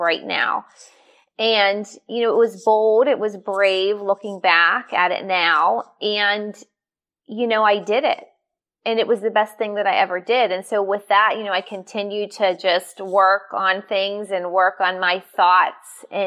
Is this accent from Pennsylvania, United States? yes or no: yes; Pittsburgh, Pennsylvania, United States; I'm from Pittsburgh, we're tough